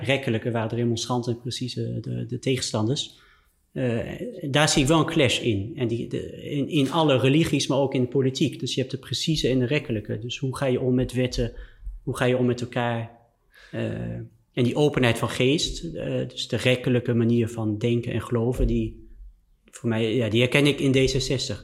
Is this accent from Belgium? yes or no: no; France; moved away; ik ben in Frankrijk opgegroeid